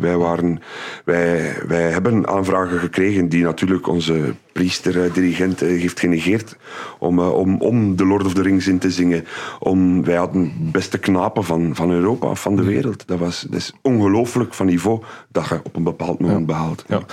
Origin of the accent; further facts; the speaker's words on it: Aalst, Flanders, Belgium; also born or lived in Dendermonde; now in Ghent, Belgium; als Aalstenaar